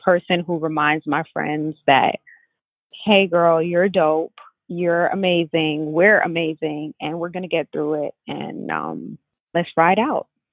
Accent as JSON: {"language": "English", "town": "New York City", "region": "New York", "country": "United States", "said": "I'm from Brooklyn"}